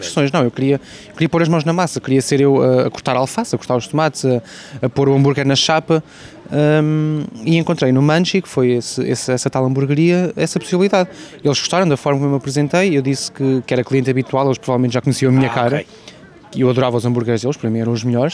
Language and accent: Portuguese; Portugal; also born or lived in London / Porto; estou em Portugal, sou português